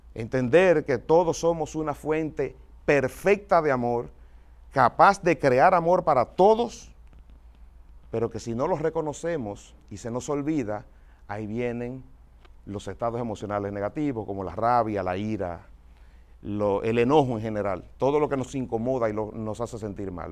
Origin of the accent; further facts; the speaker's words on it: Dominican Republic; now in United States; como dominicano